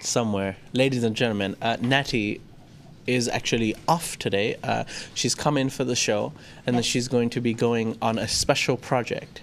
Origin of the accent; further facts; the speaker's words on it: Thailand; I grew up in Thailand, I've been here too long